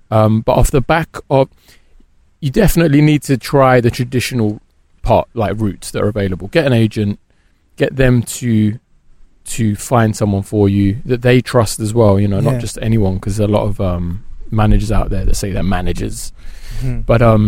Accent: Birmingham, West Midlands, United Kingdom; accent: Brummy; now in London, United Kingdom; Well, I'm practically a Londoner now, but I am from Birmingham, yeah.

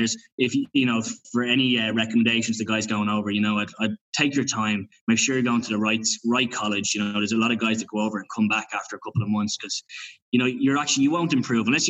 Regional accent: Dublin, Leinster, Ireland; also born or lived in United States; I'm from Rathfarnham, over here in Dublin

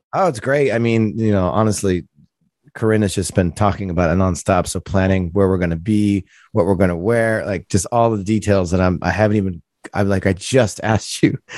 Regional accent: Providence, Rhode Island, United States; I grew up in Providence, Rhode Island

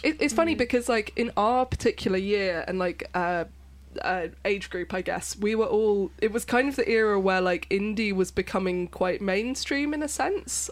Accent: London, United Kingdom; I was born in London

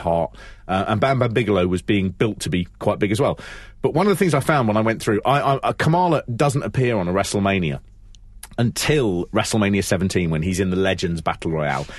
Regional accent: London, United Kingdom; I'm from London

